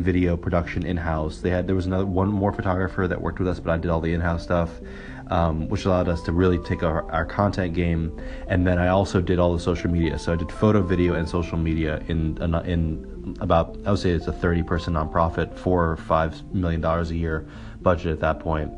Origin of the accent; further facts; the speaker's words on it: New York City, New York, United States; I was born in New York City. In Manhattan. I've lived here all my life